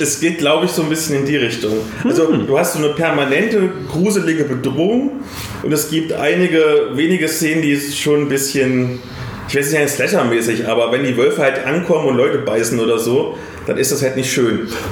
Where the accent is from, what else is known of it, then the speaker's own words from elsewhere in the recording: Bavaria, Germany; bei uns in Bayern